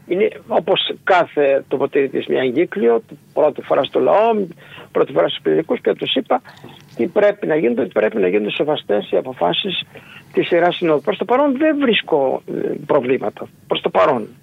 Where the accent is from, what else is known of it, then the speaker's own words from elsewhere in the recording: Ioannina, Epirus, Greece; also born or lived in Agrinio / Aetolia-Acarnania; now in Nafpaktos, Greece; ήμουν τέσσερα χρόνια μαθητή στο γυμνάσιο στο Αγρίνιο κατάγομαι από τα Γιάννη